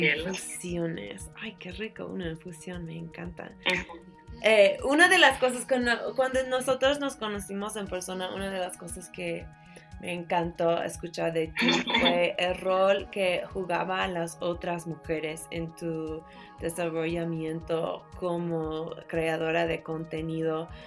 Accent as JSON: {"language": "Spanish", "town": "San Francisco", "region": "California", "country": "United States", "said": "soy californiana"}